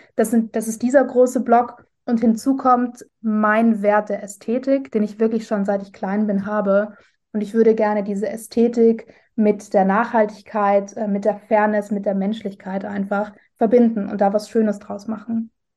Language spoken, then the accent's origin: German; Vienna, Austria; ich komme ursprünglich aus Wien